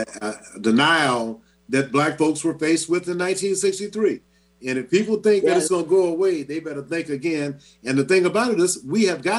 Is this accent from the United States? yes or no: yes; Shreveport, Louisiana, United States; Well, I was only in Shreveport for 10 years, but I was born in Charity Hospital on the colored side. And I did go to West Shreveport Colored Elementary School.